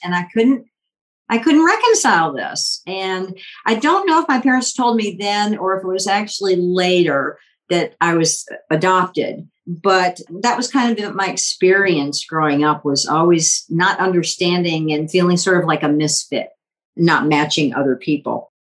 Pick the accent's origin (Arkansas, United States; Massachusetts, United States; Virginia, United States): Virginia, United States; Richmond; born or raised there; also born or lived in Washington, D.C.